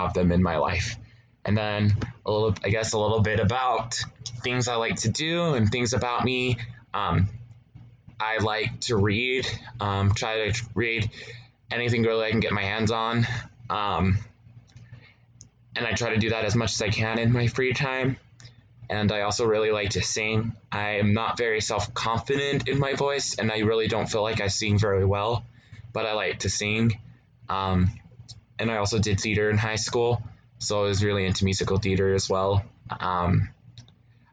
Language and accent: English; Utah, United States; also born or lived in Lehi, Utah; I'm from Utah. I primarily reside in Lehi